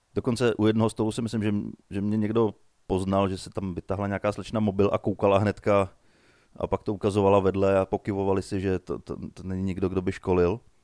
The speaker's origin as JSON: {"language": "Czech", "town": "Nymburk", "region": "Central Bohemian Region", "country": "Czechia", "said": "u nás v Nymburce na náměstí"}